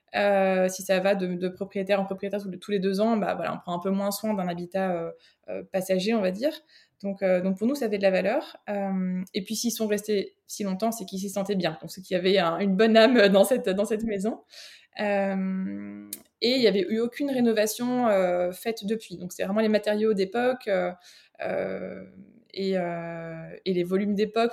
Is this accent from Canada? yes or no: no; France; moved away as an adult; now in Belgium; j'habite en Belgique, je suis française d'origine, mais ça fait euh, une bonne quinzaine d'années là que je suis euh, que je suis ici